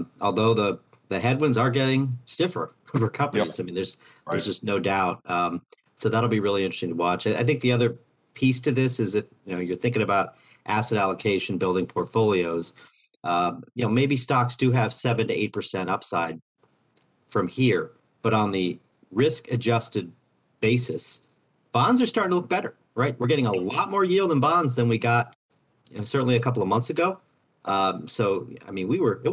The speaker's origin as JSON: {"language": "English", "town": "Overland Park", "region": "Kansas", "country": "United States", "tie": "born or raised there", "said": "I grew up about a half hour from the campus"}